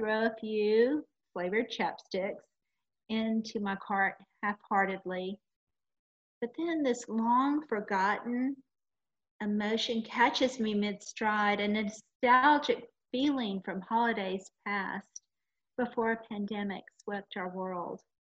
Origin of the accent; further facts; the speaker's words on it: California, United States; I'm not a Southerner. I'm from California